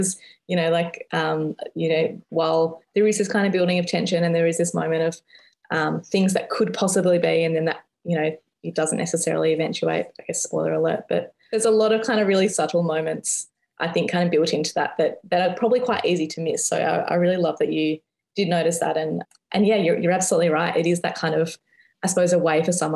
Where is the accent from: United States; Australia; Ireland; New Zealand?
Australia; Perth, Western Australia; moved away as an adult; now in Melbourne, Australia; I'm originally from Perth. I moved to Melbourne about 12-ish, 13-ish years ago. So the beach was a big part of my life growing up and is still something that I really miss about Perth